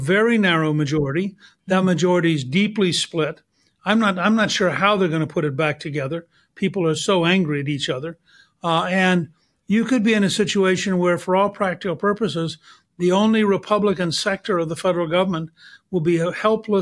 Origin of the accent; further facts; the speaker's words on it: Georgia, United States; I'm from Georgia